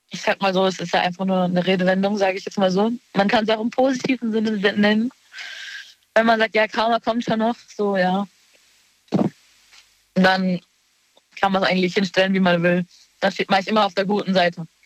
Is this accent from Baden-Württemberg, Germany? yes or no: yes; Baden-Württemberg, Germany; Ähm, in Baden-Württemberg in der Nähe vom Europapark.